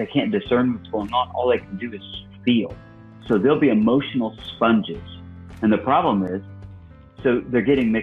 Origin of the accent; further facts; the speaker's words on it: Illinois, United States; I was born and raised in Illinois